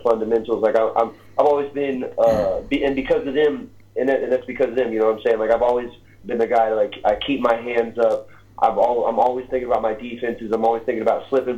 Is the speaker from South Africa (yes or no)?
no; Little Rock, Arkansas, United States; my hometown of Little Rock, Arkansas